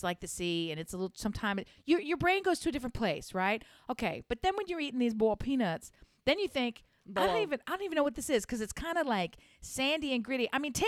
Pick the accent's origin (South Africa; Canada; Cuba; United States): United States; Delaware; I'm from the Diamond State, which is our nickname because our motto is the first state.